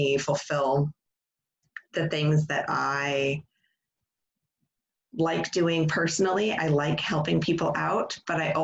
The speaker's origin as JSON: {"language": "English", "region": "Indiana", "country": "United States", "tie": "born or raised there", "also_born_or_lived": "Texas", "moved": "as an adult", "lives_now": "New Hampshire, United States", "said": "I'm originally from Indiana, though. That's why I don't have a Southern accent."}